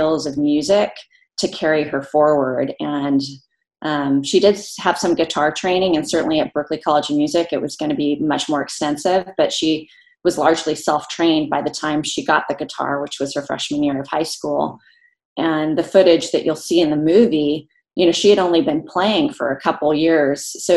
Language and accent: English; Santa Barbara, California, United States; I grew up in Santa Barbara